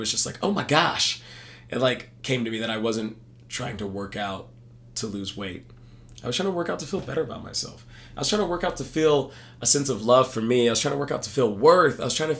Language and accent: English; Texas, United States; No, I'm from Texas.